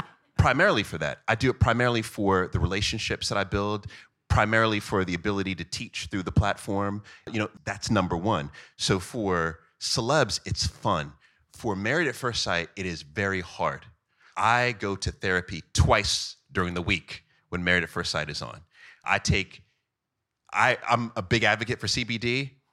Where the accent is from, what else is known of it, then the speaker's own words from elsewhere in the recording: Jamaica; I am Jamaican